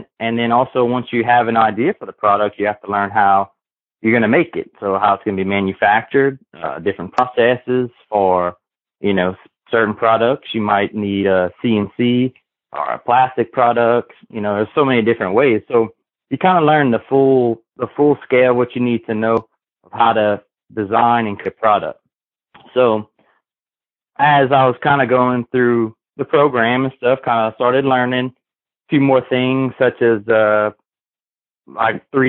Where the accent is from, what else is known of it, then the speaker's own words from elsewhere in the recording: Kaplan, Louisiana, United States; I'm born and raised in Kaplan, Louisiana, which is South Louisiana